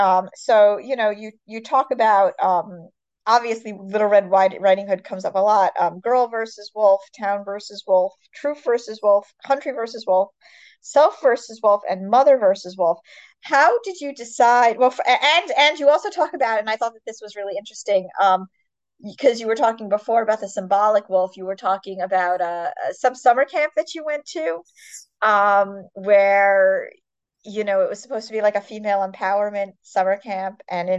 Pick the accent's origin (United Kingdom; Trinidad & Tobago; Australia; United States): United States; East Coast; I come from the East Coast